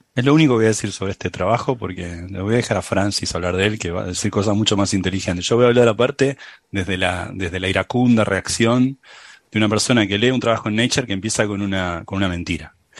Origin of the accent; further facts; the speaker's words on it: San Telmo, Buenos Aires, Argentina; accent: San Telmo; moved away; mi acento de San Telmo